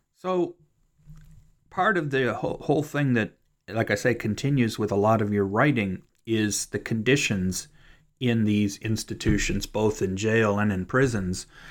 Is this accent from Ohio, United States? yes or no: yes; Cleveland, Ohio, United States; moved away as an adult; now in Kentucky, United States; that's my hometown